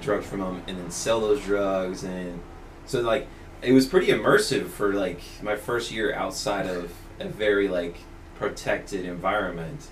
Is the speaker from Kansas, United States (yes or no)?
yes; Topeka, Kansas, United States; also born or lived in Worcester, Massachusetts; now in Massachusetts, United States; so I'm originally from the Westboro Baptist Church. I was born and raised there.